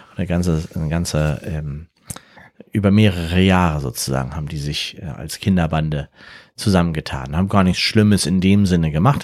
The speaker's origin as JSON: {"language": "German", "region": "Berlin", "country": "Germany", "tie": "born or raised there", "said": "ich komme aus Berlin"}